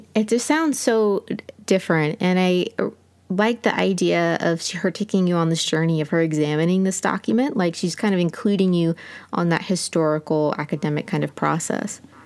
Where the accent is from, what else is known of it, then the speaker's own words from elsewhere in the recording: United States; as an American